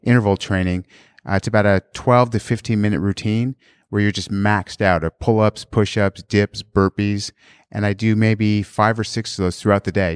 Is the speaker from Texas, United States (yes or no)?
no; San Clemente, California, United States; also born or lived in Australia; I grew up in San Clemente